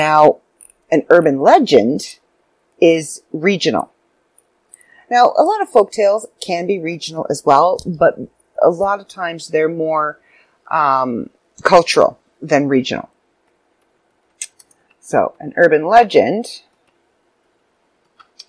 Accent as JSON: {"language": "English", "country": "Canada", "said": "I'm Canadian"}